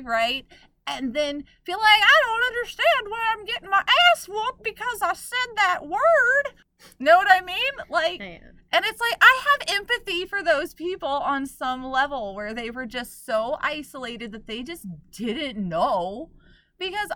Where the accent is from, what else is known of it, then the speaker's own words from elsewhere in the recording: Oklahoma, United States; I grew up in Oklahoma